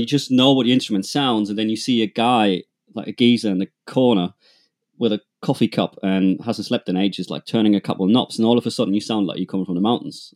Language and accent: English; two hours north of Munich, Schindelsee, Bavaria, Germany; accent: German; English is a second language; I am, as you might hear from my accent, uh, I'm German. I grew up, uh, two hours north of Munich, uh, in a tiny place called Schindelsee.